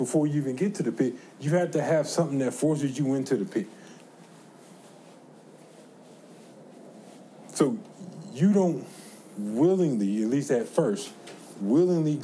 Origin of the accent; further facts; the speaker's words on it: the South, United States; I'm from the South